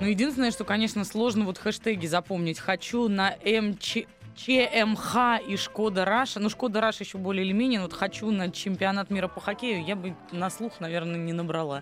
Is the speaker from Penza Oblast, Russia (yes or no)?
no; Saint Petersburg, Russia; я из Петербурга сама